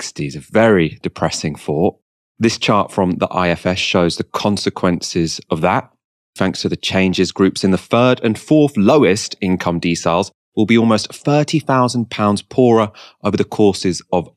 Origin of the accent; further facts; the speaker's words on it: Waltham Forest, London, United Kingdom; I'm from Waltham Forest